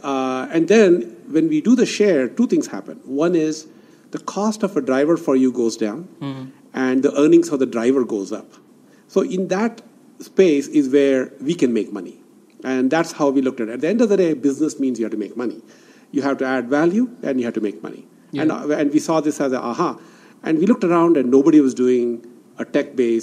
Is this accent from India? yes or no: yes; Bangalore, Karnataka, India; also born or lived in Silicon Valley, United States; now in Bangalore, India; Bangalore was my hometown. And I was, this is where I was born.